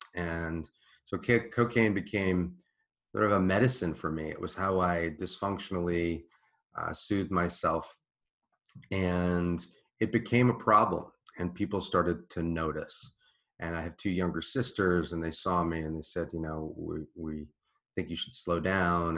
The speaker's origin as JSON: {"language": "English", "town": "Washington", "region": "District of Columbia", "country": "United States", "tie": "born or raised there", "said": "I grew up in Washington, D.C., in Georgetown"}